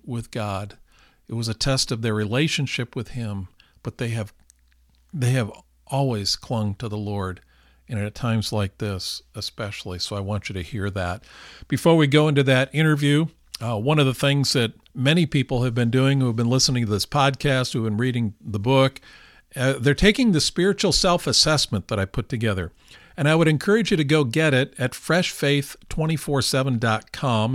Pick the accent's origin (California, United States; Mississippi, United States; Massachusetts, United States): California, United States; we are from California